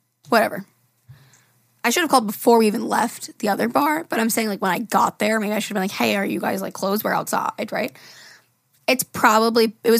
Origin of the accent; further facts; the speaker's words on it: Long Island, New York, United States; I'm from Long Island